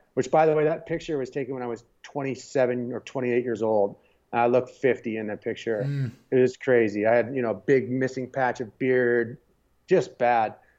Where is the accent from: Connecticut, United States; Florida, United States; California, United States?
California, United States; San Diego; I grew up in San Diego